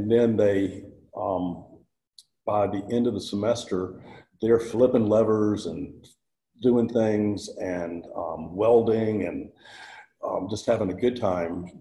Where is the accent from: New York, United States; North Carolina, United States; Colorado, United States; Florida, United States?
North Carolina, United States; moved away as an adult; also born or lived in Texas / Singapore; I was born in North Carolina